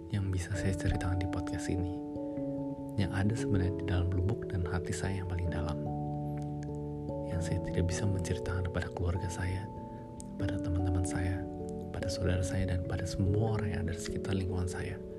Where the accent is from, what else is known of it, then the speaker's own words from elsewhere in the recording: Jakarta, Indonesia; Saya lahir dan besar di Jakarta. Sekarang saya juga masih tinggal di Jakarta.